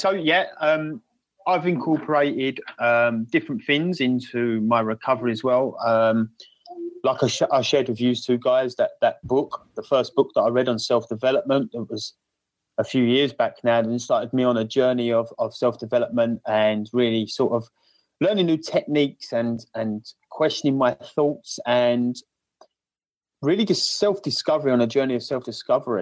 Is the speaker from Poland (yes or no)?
no; Essex, East of England, United Kingdom; accent: cockney Essex; my cockney Essex accent